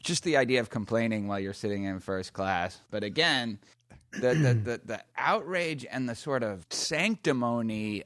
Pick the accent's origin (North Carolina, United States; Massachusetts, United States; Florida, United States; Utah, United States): Massachusetts, United States; Boston; I'm from Boston